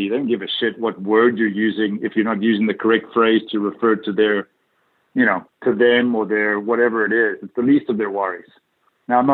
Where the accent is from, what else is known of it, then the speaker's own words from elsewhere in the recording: South Africa; moved away as an adult; also born or lived in Dallas, Texas; while I grew up in South Africa